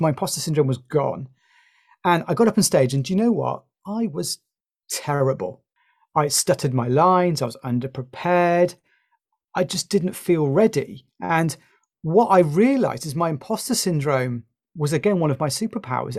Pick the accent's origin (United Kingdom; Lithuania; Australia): United Kingdom; You might have guessed from my accent, I'm from the U K.